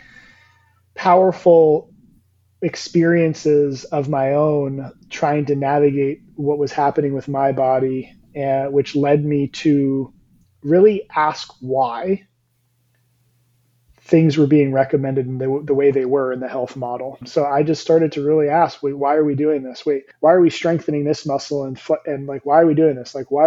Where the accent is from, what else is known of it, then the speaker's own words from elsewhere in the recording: New Jersey / New York tri-state area, Northeast, United States; moved away as an adult; now in Florida, United States; I am from the Northeast, Jersey, New York, tri-state area